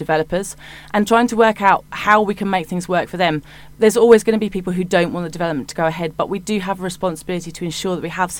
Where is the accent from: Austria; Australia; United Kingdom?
United Kingdom; Hitchin, East of England; I was born in Hitchin and I've lived there almost all of my life